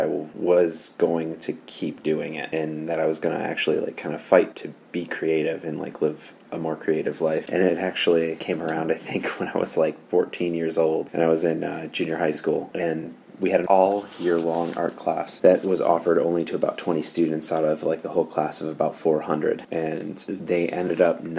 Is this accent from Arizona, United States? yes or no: no; Michigan, United States; I grew up in Michigan